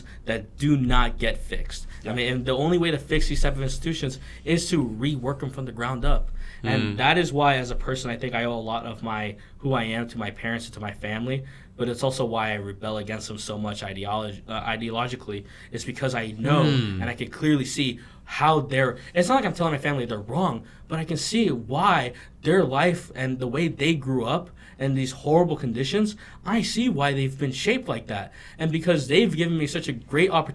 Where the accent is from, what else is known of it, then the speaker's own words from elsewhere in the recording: Miami, Florida, United States; growing up in Miami